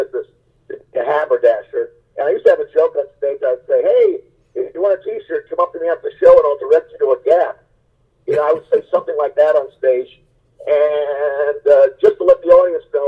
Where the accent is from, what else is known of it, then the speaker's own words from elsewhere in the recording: Dallas, Pennsylvania, United States; my hometown of Dallas, Pennsylvania